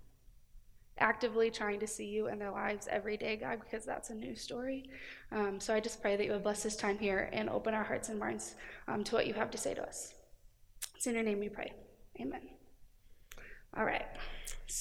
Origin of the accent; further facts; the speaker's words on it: Cedar Rapids, Iowa, United States; moved away as an adult; now in Cedar Falls, United States; I'm originally from Cedar Rapids.